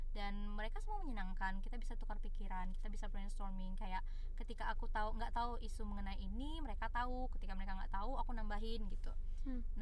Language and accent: Indonesian; Sumatra, Indonesia; karena ibaratnya kayak kita nih anak Sumatera ada gap antara anak Sumatera dengan anak ibu kota